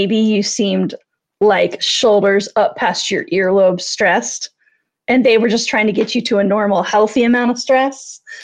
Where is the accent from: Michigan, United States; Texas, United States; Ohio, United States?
Ohio, United States; Cincinnati; the mayor of my hometown